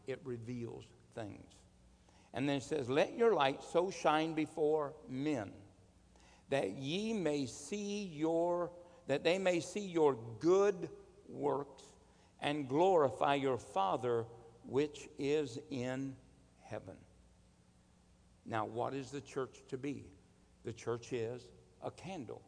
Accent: United States; I am a Christian, born as an American

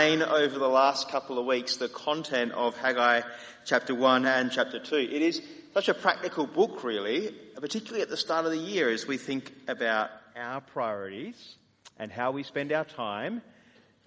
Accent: Australia; as Australian evangelicals

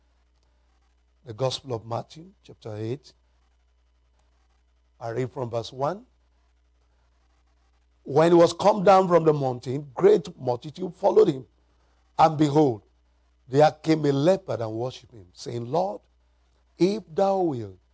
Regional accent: Nigeria; I'm from Nigeria, Africa

